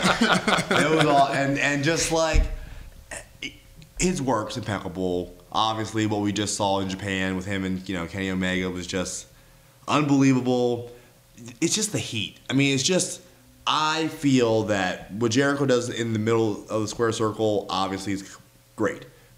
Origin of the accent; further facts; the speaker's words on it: Calgary, Alberta, Canada; I'm from Calgary.